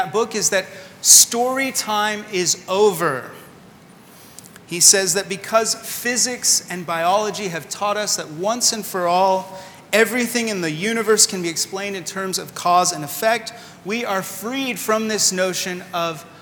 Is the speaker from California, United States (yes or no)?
yes; California, United States; moved away as an adult; also born or lived in Sydney, Australia; now in Washington, D.C., United States; We're originally from California and moved most recently from Sydney, Australia